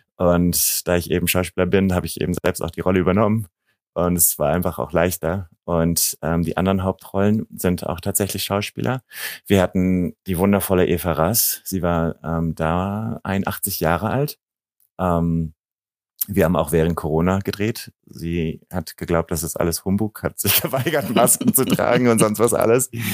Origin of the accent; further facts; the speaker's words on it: Germany; ich bin eben in Deutschland aufgewachsen, aber habe jeden Sommer eben in diesem kleinen serbischen Dorf äh, meine, meine Sommerferien verbracht